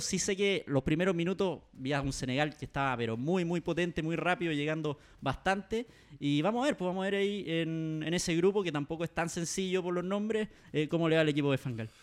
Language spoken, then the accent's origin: Spanish; Chile; Como chileno